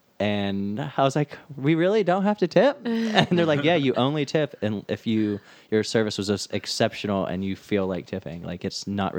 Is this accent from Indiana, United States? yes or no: yes; Indiana, United States; also born or lived in Rhode Island; I'm coming from Indiana, where I'm surrounded by cornfields, where I don't see water, like, ever. Unless it's, like, a creek or a dirty-ass river.